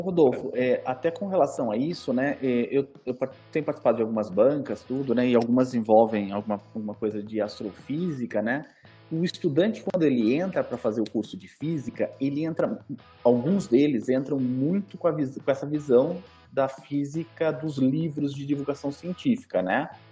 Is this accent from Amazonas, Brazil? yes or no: no; Campinas, São Paulo, Brazil; eu sou de Campinas, me sinto de Campinas